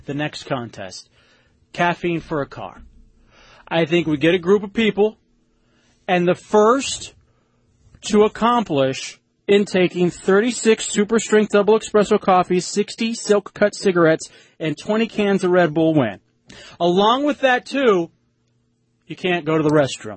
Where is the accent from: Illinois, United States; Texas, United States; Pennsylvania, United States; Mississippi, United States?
Texas, United States; moved away; also born or lived in Florida; growing up in Texas